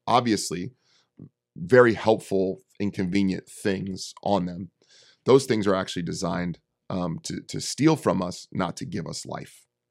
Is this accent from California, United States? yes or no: yes; Bay Area, California, United States; I'm from the Bay Area. I'm from the city